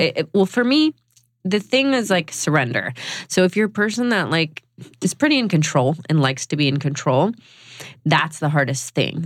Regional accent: Georgia, United States; moved away as an adult; also born or lived in New York; I was 18 from Georgia

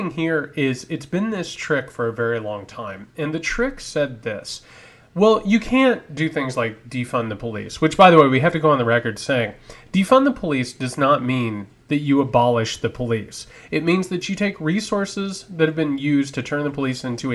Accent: Indiana, United States; my home state

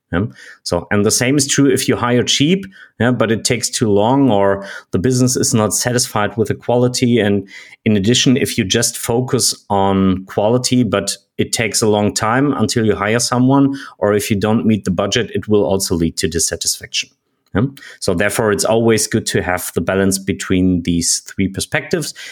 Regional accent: Germany; I'm from Germany.

